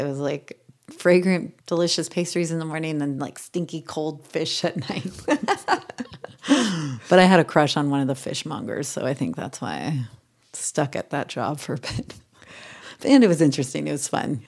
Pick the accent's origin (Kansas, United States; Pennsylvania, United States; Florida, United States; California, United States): California, United States; Ojai; moved away as an adult; also born or lived in New York; growing up in Ojai, California